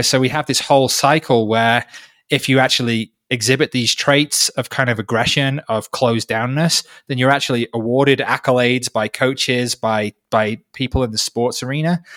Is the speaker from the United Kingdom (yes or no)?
yes; North Wales, United Kingdom; now in Peru; I grew up in North Wales.